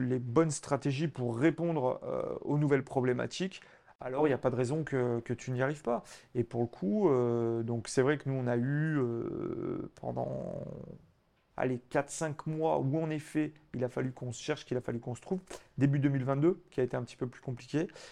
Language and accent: French; Auvergne-Rhône-Alpes, France; en tant que bon auvergnat